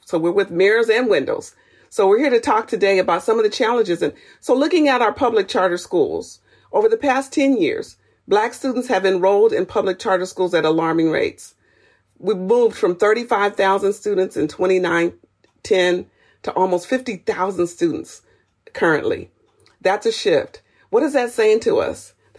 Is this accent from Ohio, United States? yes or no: no; San Diego, California, United States; A native of San Diego, raised in San Diego